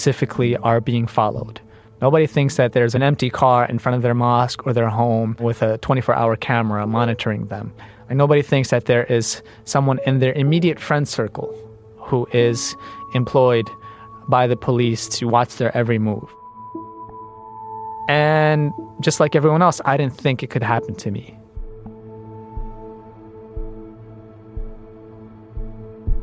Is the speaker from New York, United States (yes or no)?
yes; New York City, New York, United States; I was born in Coney Island Hospital and raised in the community of Brighton Beach